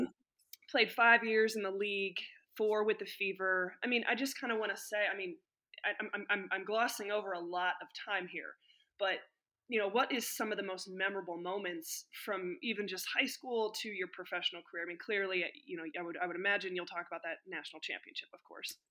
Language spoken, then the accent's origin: English; Illinois, United States; moved away as an adult; also born or lived in Indiana; I grew up in Illinois